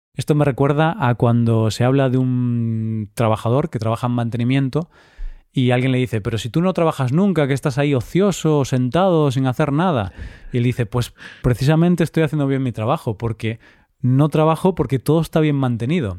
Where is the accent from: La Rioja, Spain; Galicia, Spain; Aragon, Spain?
Galicia, Spain; Vigo; de mi ciudad, de Vigo, de mi ciudad natal